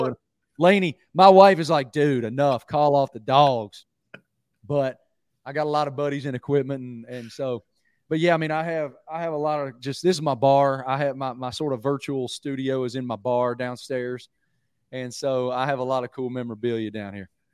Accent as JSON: {"language": "English", "region": "Southwest Virginia", "country": "United States", "tie": "born or raised there", "moved": "yes", "said": "I'm from Southwest Virginia originally, grew up going to Virginia Tech games with my dad"}